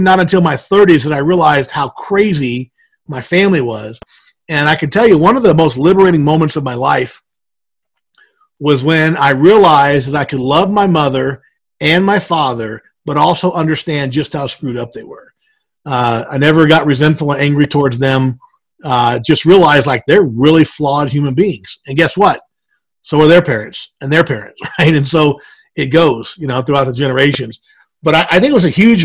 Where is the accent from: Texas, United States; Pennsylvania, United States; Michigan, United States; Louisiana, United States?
Louisiana, United States; South; moved away as an adult; now in Denver, United States; I actually grew up in South Louisiana and moved to Denver when I was 23.